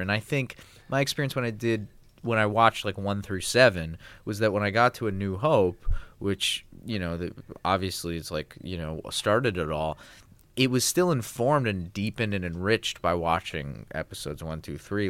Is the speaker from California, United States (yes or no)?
yes; Los Angeles, California, United States; I grew up in Los Angeles